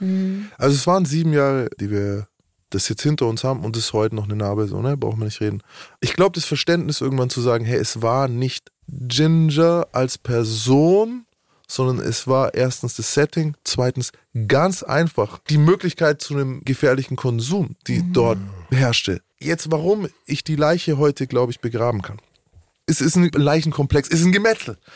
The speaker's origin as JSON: {"language": "German", "town": "Nuremberg", "region": "Bavaria", "country": "Germany", "said": "Bei uns in Nürnberg"}